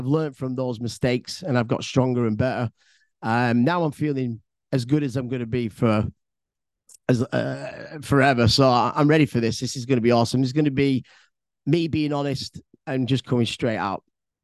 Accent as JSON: {"language": "English", "town": "Bolton", "region": "North West England", "country": "United Kingdom", "said": "I'm originally from Bolton, which is a town inside Greater Manchester."}